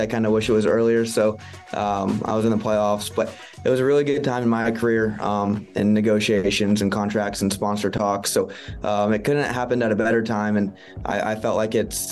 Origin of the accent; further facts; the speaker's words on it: Las Vegas, Nevada, United States; win this Xfinity race in my hometown